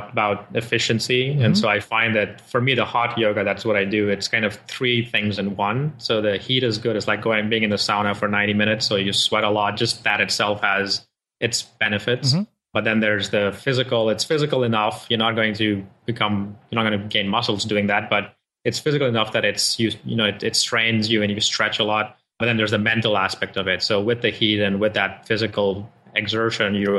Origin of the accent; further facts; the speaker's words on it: Nigeria; moved away as an adult; also born or lived in India (parents) / Rochester, New York / Dallas, Texas; now in Austin, United States; I am born to parents from India, but I grew up in Africa, in Nigeria, did my schooling there, and then came here for university in upstate New York